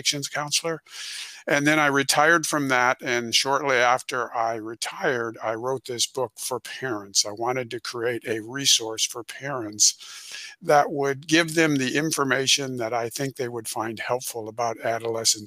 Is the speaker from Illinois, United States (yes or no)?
yes; Rockford, Illinois, United States; I'm originally from Illinois. In Rockford, Illinois, which is about 90 miles northwest of Chicago